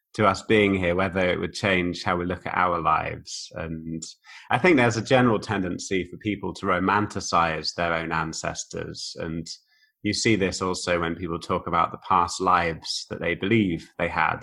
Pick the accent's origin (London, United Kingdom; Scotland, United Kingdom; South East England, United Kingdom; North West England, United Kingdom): South East England, United Kingdom; Oxford; moved away as an adult; also born or lived in Bicester, Oxfordshire / Liverpool / East Germany; now in Germany; was born on a farm near a village called Ardley, near a town called Bicester, uh, near Oxford, about 20 miles from Oxford. But I went to school in right in the centre of Oxford. So that was, I kind of say I'm from Oxford.